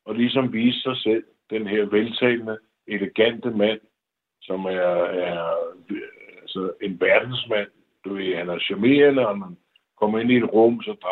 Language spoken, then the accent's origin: Danish; Denmark; moved away as an adult; som dansker